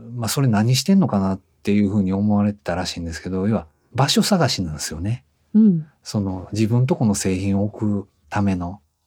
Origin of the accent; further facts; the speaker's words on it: Osaka, Japan; also born or lived in Tokyo; 地元に帰った感じですね大阪にずっと東京で習ってたんですけど、まあ、大阪に戻って